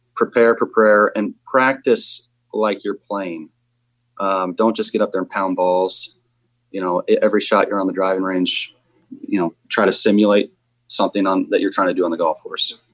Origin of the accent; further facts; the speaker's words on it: New Jersey, United States; I was from New Jersey